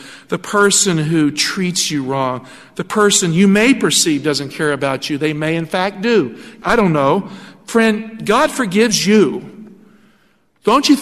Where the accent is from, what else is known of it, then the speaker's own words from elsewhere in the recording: Appalachia, United States; moved away; I grew up in Appalachia. I grew up in poverty.